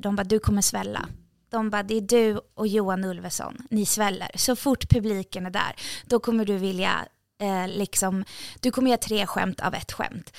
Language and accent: Swedish; Sundbyberg, Stockholm County, Sweden; jag är från orten. Alltså, jätteöstermalmsdialekt också. Jag är från orten.